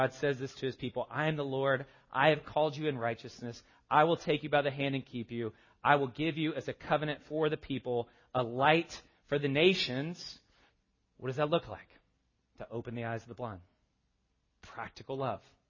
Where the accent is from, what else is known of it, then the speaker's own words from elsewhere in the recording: the South, United States; I'm from the South. We have a word for this. It's called y'all.